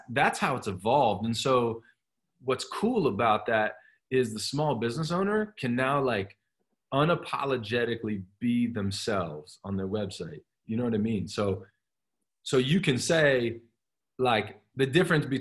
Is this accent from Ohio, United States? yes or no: yes; Columbus, Ohio, United States; now in Pennsylvania, United States; that's where I grew up in Columbus.